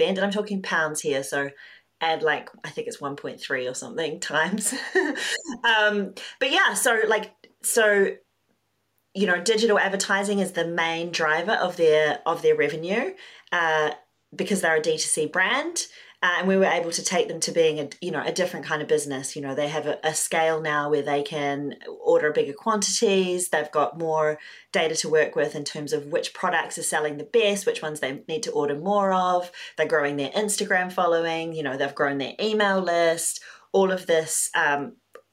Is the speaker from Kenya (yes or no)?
no; New Zealand; moved away as an adult; also born or lived in London, United Kingdom; So I'm Kiwi, New Zealander, but I moved to London 15 years ago